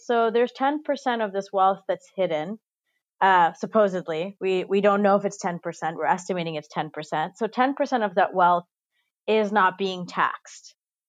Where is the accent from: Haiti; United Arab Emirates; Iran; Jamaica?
United Arab Emirates; Dubai; I grew up in Dubai in the United Arab Emirates, which is a country that was founded in 1971.